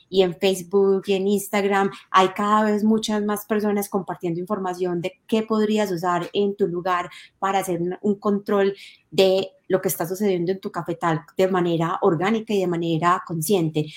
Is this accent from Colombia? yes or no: yes; Medellín, Antioquia, Colombia; also born or lived in La Estrella; nací en Medellín, que es una ciudad más conocida eh, por todas las personas.